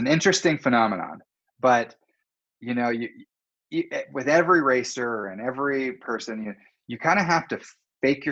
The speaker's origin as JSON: {"language": "English", "town": "North Vancouver", "region": "British Columbia", "country": "Canada", "tie": "born or raised there", "also_born_or_lived": "Whistler", "said": "I grew up in Deep Cove and on the North Shore in Vancouver"}